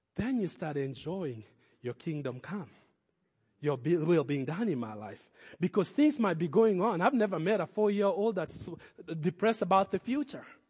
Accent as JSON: {"language": "English", "country": "Kenya", "tie": "born or raised there", "moved": "yes", "said": "growing up in Kenya, we did not have Thanksgiving"}